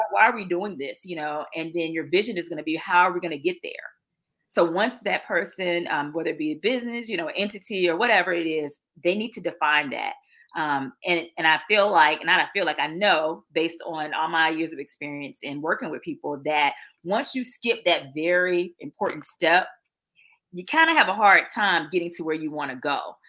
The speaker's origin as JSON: {"language": "English", "town": "Norfolk", "region": "Virginia", "country": "United States", "moved": "as an adult", "lives_now": "Atlanta, United States", "said": "I'm originally from Norfolk, Virginia."}